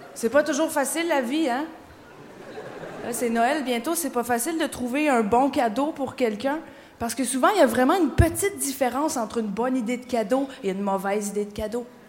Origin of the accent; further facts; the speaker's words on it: Quebec, Canada; je viens du Québec. Je viens d'arriver, je suis québécoise